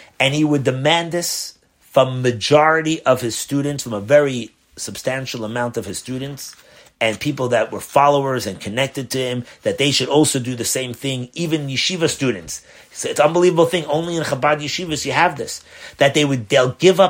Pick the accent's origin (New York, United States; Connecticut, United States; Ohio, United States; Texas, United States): New York, United States; New York City; when I was brought up in Crown Heights